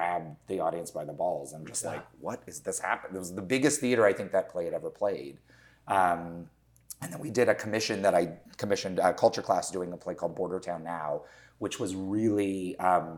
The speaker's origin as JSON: {"language": "English", "town": "Los Angeles", "region": "California", "country": "United States", "tie": "born or raised there", "said": "I grew up here in Los Angeles"}